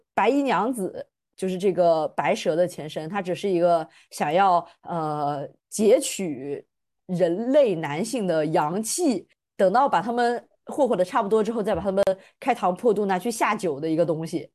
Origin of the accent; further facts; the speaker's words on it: Fujian, China; 他也是我们的大福建人，所以我们福建人浓度 up